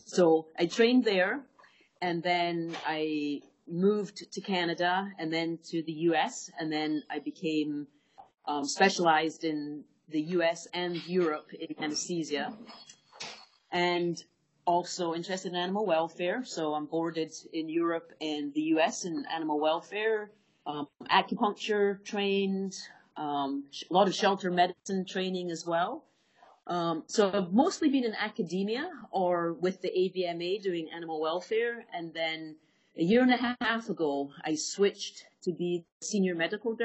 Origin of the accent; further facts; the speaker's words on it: Scotland, United Kingdom; moved away as an adult; also born or lived in Bristol; I grew up in Scotland and went to Glasgow University to do my veterinary degree